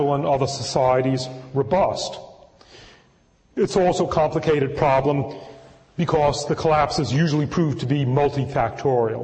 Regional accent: Northeast, United States; now in California, United States; I was born in the Northeast anyway and am now a transplanted Californian

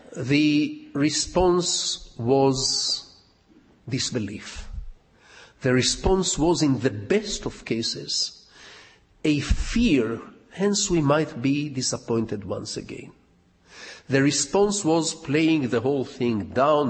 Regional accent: Jerusalem, Jerusalem District, Israel; being born and raised in Jerusalem

